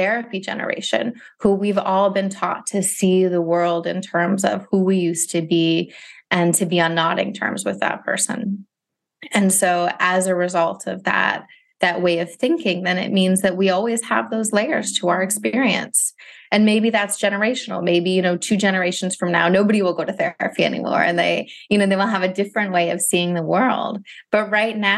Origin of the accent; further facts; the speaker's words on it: Ohio, United States; now in Philadelphia, United States; I'm from Ohio originally, too